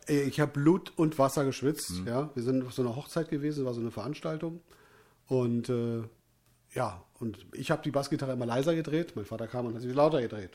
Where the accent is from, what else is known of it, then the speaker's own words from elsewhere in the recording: North Rhine-Westphalia, Germany; ich komme aus, aus, aus, aus Nordrhein-Westfalen